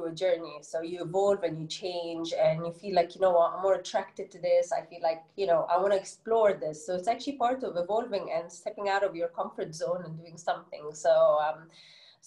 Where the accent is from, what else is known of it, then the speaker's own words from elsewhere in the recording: Egypt; accent: Egyptian English; first language Arabic; English is a second language; moved away as an adult; now in United Arab Emirates; I've been living in the UAE for 13 years now, born and bred in Egypt.